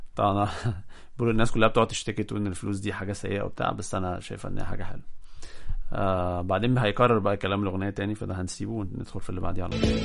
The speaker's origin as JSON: {"language": "Arabic", "country": "Egypt", "said": "عندنا في مصر"}